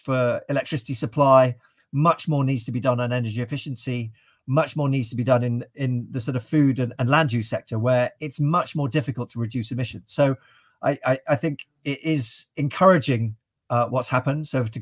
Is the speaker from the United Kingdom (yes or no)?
yes; United Kingdom; as a Brit